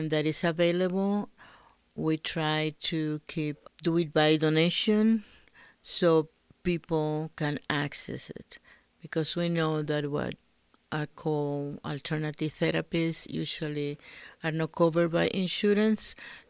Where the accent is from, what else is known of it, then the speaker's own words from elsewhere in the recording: Dominican Republic; now in Albuquerque, United States; I'm from the Dominican Republic, and I had been living in Albuquerque for about 30 years.